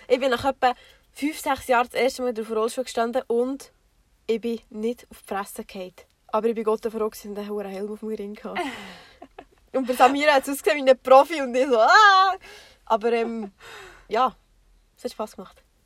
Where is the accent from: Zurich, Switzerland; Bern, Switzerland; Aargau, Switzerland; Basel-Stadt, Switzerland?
Bern, Switzerland; Bernese Oberland, Switzerland; wir kommen, wie schon gesagt, aus dem Berner Oberland